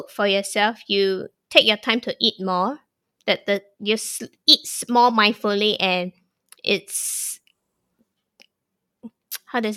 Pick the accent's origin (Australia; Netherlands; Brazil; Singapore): Singapore; now in Thailand; My Singaporean roots definitely exposed me to many culture growing up and that was the advantage I think for us Singaporeans to have because we have embrace so many cult